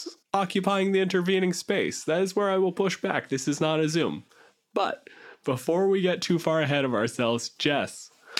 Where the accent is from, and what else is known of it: Canada